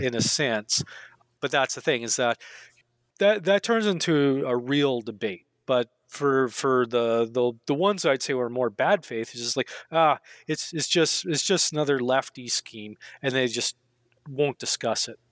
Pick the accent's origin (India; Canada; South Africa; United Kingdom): Canada; growing up in Canada, uh, back in the day